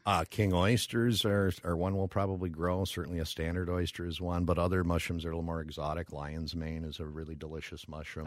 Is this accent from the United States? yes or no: yes; Brooklyn Park, Minnesota, United States; I'm a Minnesota boy. Grew up, uh, born and raised in, uh, Brooklyn Park.